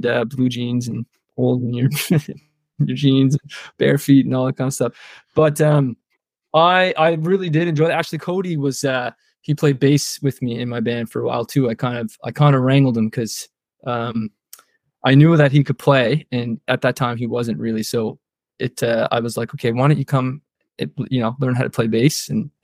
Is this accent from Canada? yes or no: yes; Prince Edward Island, Canada; I'm from Prince Edward Island, which is like on the east coast of Canada